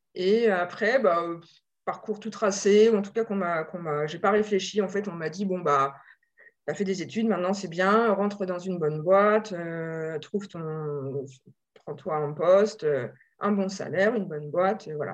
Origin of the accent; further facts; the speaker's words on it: Normandy, France; moved away as an adult; also born or lived in Paris region; J'ai grandi en Normandie et je suis venue à Paris